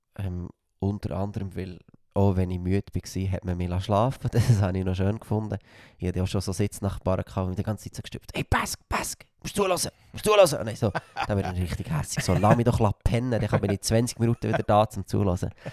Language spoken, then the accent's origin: German; Frutigen, Bern, Switzerland; accent: Frutiger Dialekt; ich bin stolz auf meinen Dialekt